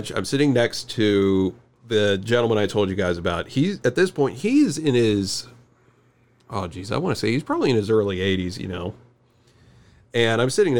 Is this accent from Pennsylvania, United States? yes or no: yes; Western Pennsylvania, United States; I'm from Western Pennsylvania